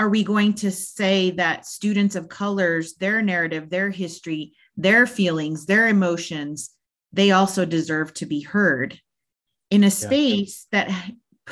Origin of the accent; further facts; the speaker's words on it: Texas Panhandle, United States; I grew up in the Texas Panhandle